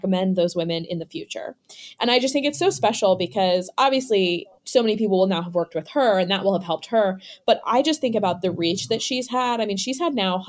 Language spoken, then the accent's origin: English; Delaware, United States; also born or lived in central Pennsylvania; I grew up in Delaware